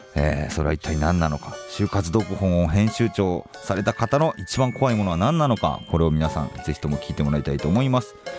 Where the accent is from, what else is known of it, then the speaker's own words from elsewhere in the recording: Kobe, Hyogo, Japan; 僕の実家神戸なんですけど